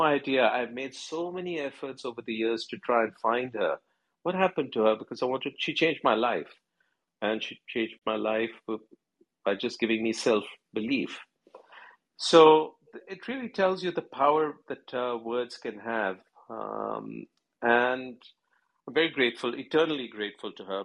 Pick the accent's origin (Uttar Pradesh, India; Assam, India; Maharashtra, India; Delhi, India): Delhi, India; New Delhi; I was born in Delhi, in New Delhi, in India.